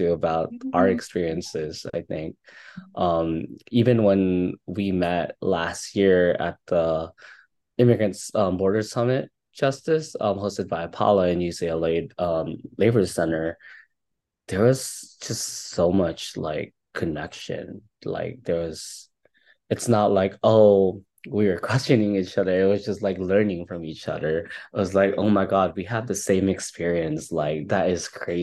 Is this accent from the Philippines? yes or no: yes; Philippines; now in Seattle, United States; being Filipino